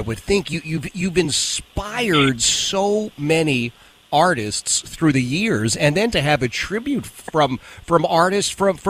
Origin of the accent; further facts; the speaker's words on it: Philadelphia, Pennsylvania, United States; moved away as an adult; also born or lived in New England; now in Virginia, United States; growing up in Philadelphia